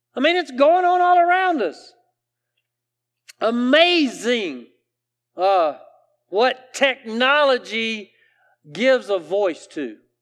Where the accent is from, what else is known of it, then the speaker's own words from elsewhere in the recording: South Carolina, United States; I grew up here in the South, in South Carolina